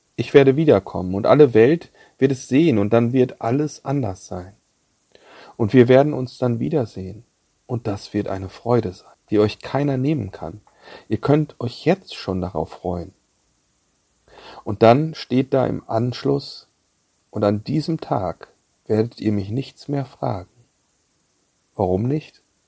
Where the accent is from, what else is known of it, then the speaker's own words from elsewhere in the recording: Bad Salzuflen, North Rhine-Westphalia, Germany; moved away; Ich war in den Osterferien in meiner Heimat Bad Salzuflen bei meinen Eltern zu Besuch.